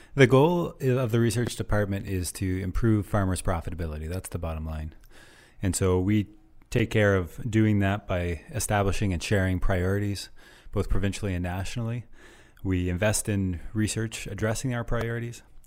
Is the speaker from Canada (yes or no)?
yes; Nova Scotia, Canada; moved away as an adult; also born or lived in Guelph, Ontario; now in Ontario, Canada; I'm actually from Nova Scotia originally